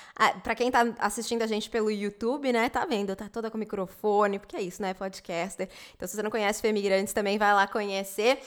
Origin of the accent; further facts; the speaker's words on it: Brazil; moved away; eu era brasileira